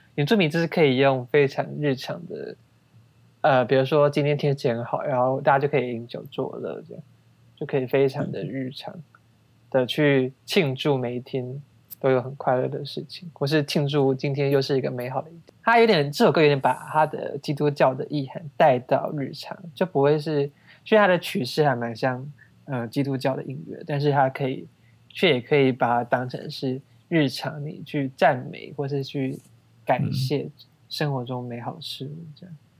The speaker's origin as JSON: {"language": "Chinese", "region": "Taipei", "country": "Taiwan", "tie": "born or raised there", "said": "我们可能一般汉人小时候也没有那种全台语的讲话环境，因为是台，在台北"}